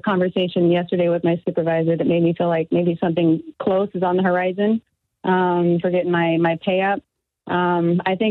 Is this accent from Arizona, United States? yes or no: yes; Arizona, United States; I really just don't want to leave my home state